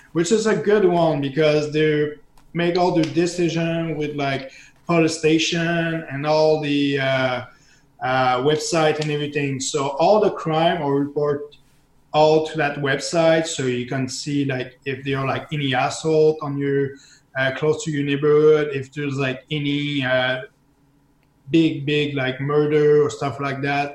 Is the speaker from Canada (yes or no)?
yes; Canada; as a Canadian, especially as a French Canadian